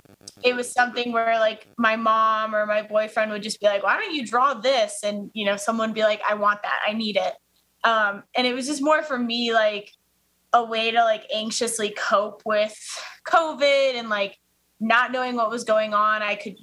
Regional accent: Colorado, United States; And then just kind of being like a native from Colorado and kind of wanting that attachment while I was away from Colorado to always kind of cheer for Colorado sports teams.

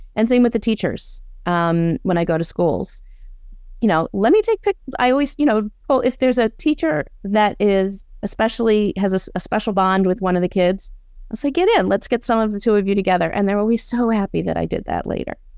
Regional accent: Baltimore, Maryland, United States; moved away as an adult; also born or lived in Boston; I'm from Baltimore, went back to Baltimore

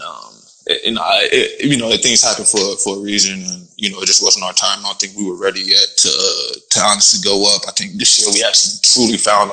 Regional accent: Florida, United States; moved away as an adult; also born or lived in Cork, Ireland; I'm from Florida, bro, so I'm used to just heat, plain heat

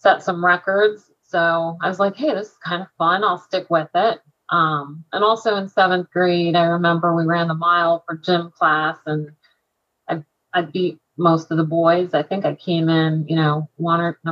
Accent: Quakertown, Pennsylvania, United States; I was from Quakertown

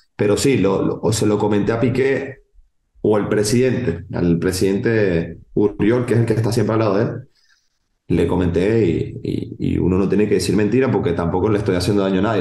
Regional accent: Venezuela; moved away as an adult; now in Barcelona, Spain; soy venezolano, amo mi país

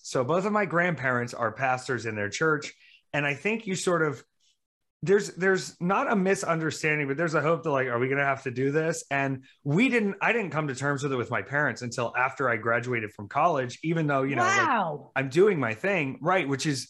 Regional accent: the South, United States; also born or lived in Myrtle Beach / Marietta, Georgia / Jacksonville, North Carolina / Greer, South Carolina; Well, honey, I'm from the South. I'm from the Bible Belt.

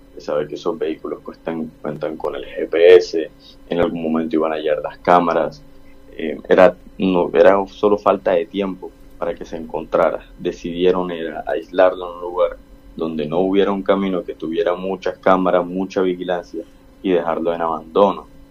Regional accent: Barranquilla, Atlántico, Colombia; como barranquilleros y colombianos

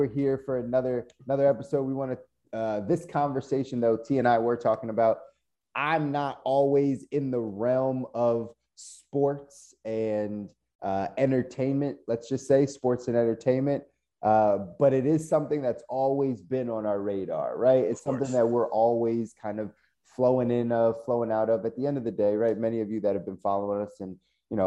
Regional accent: Philadelphia, Pennsylvania, United States; born and raised in Philly

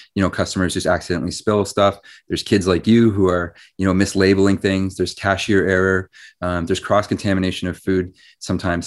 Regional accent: Ottawa, Ontario, Canada; I grew up in Ottawa

